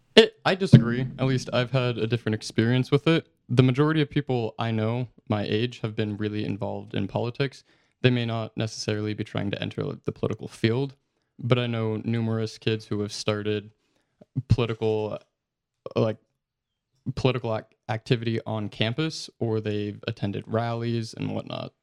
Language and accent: English; Utah, United States; I'm from Utah